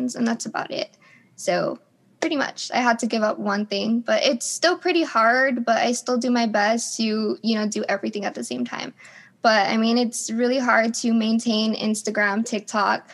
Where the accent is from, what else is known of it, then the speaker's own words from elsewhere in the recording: The Valley, South Texas, United States; I'm from The Valley, or, like, South Texas, or close to San Antonio